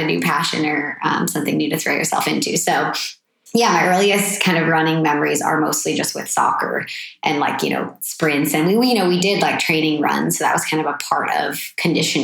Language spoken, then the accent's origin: English; Petaluma, California, United States; also born or lived in Boston; I'm from Petaluma. Yeah. So just like an hour or so north of here